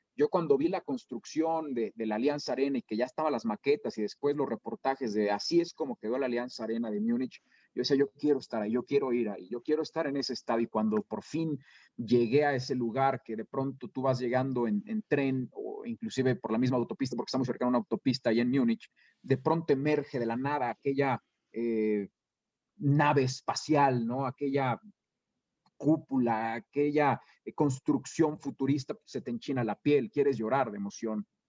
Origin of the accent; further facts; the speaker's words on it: Irapuato, Guanajuato, Mexico; also born or lived in Mexico City / León; Yo nací en la Ciudad de México y fue hasta los seis años, cuando yo tenía seis años, cuando mis padres decidieron cambiar de, de, de aires y se fueron a vivir a Irapuato.